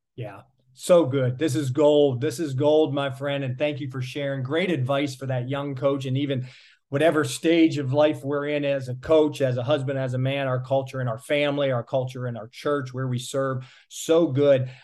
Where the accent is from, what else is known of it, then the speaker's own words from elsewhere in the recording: Miami, Florida, United States; I'm from the Miami area